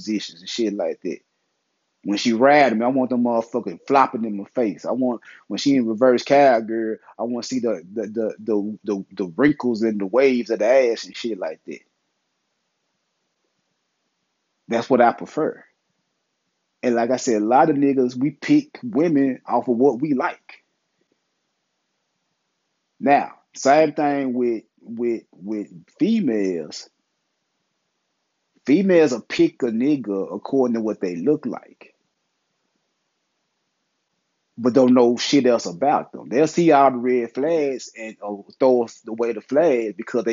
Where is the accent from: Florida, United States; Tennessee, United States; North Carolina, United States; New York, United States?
Tennessee, United States; Memphis; I'm from Memphis. I'm in the South. I'm in Memphis